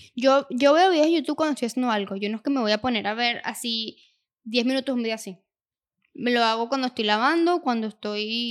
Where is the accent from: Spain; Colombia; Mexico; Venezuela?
Venezuela; moved away as an adult; now in United States; nosotros somos de Venezuela